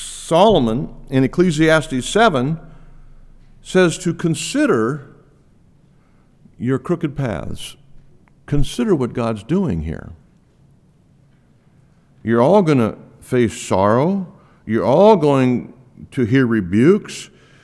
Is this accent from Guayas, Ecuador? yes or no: no; Quito, Pichincha, Ecuador; When I was a kid growing up in Ecuador, Quito, Ecuador, the fences that were between property lines were made of mud.